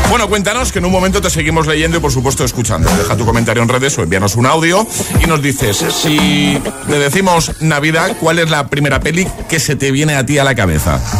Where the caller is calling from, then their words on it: Valencia, Valencian Community, Spain; Soy … de Valencia